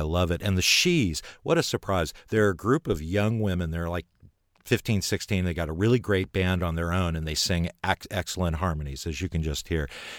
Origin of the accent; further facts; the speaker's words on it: Oakland, California, United States; the East Bay, into my hometown of Oakland.